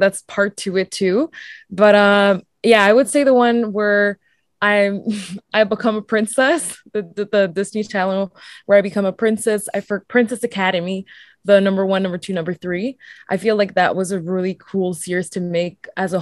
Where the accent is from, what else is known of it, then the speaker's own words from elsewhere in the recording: France; also born or lived in Mauritius; now in Toronto, Canada; I wanted to live back in France because I'm originally from France